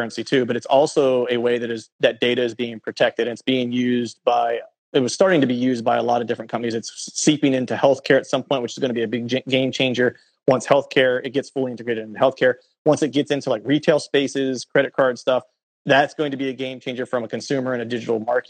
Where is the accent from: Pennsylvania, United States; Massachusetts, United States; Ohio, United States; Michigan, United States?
Pennsylvania, United States; moved away; also born or lived in Florida; where I grew up in Pennsylvania